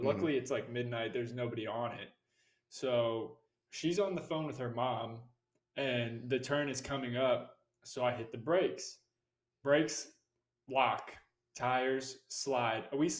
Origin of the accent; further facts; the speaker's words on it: Florida, United States; I'm from Florida. We're from Florida.